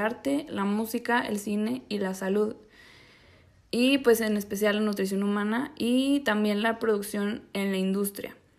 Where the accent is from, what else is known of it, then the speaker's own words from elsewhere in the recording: Zacatecas, Mexico; moved away as an adult; also born or lived in Mexico City; Nací en la Ciudad de México empezando el siglo XXI y pues cuando era bebé me fui a vivir a la ciudad de Zacatecas.